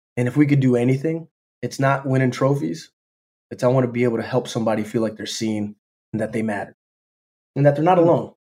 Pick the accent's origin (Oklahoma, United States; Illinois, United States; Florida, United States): Florida, United States; Jacksonville; I'm from Florida. I went to an art school in Florida. It was a part of the Jacksonville Youth Symphony.